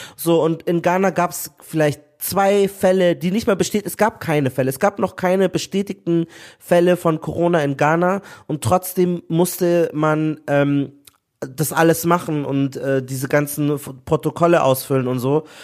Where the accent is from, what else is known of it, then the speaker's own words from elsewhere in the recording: Nigeria; ich bin auch Nigerianer